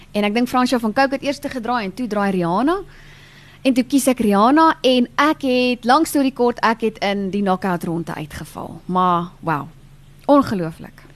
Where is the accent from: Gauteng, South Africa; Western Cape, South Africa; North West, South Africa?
Gauteng, South Africa; Meyerton; Meyerton is waar ek gebore en getoe is.